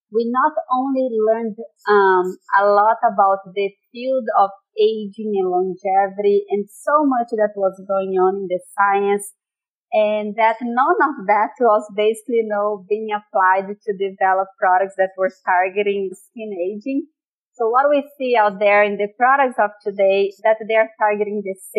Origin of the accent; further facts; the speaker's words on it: Brazil; moved away as an adult; I'm originally from Brazil